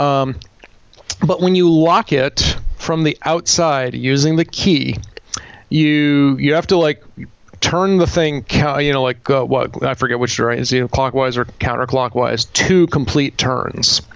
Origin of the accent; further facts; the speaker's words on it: Bethel, Vermont, United States; I was a JP in in my hometown of Bethel